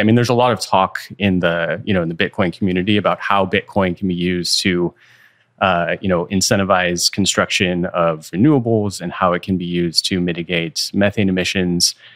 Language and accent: English; Bay Area, California, United States; i was born and raised in the Bay Area